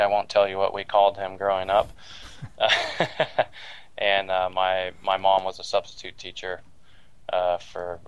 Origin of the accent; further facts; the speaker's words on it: Walnut Creek, California, United States; also born or lived in Davis, California; now in Redondo Beach, United States; I was born in the East San Francisco Bay Area in Walnut Creek. Lived in the same house my whole life till I flew the coop at 18, or actually 20